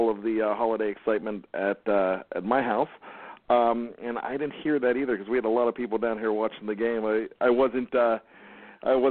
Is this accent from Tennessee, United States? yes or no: no; Johnstown, Pennsylvania, United States; now in Maryland, United States; being born and raised in Johnstown, PA